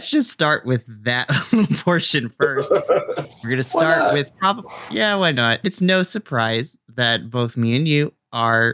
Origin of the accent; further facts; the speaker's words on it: Indio, California, United States; the Coachella Arts and Music Festival in my hometown